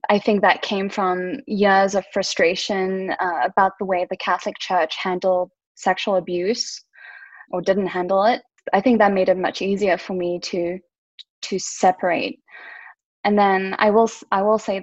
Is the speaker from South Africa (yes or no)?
yes; South Africa; I had a lot of Jewish influences growing up in South Africa